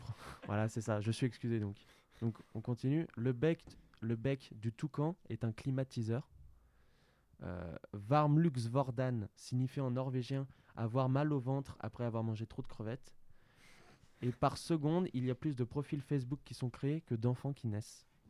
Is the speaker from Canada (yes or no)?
no; France